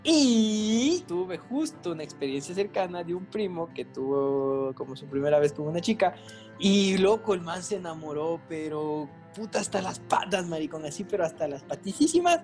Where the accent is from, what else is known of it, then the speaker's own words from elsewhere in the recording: Latacunga, Cotopaxi, Ecuador; now in Quito, Ecuador; mi pueblo, no había blockbusters en Latacunga